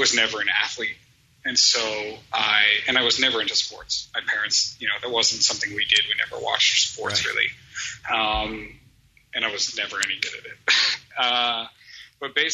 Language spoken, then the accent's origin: English; Merrick, New York, United States; moved away as an adult; now in Los Angeles, United States; I grew up my whole life in Merrick, Long Island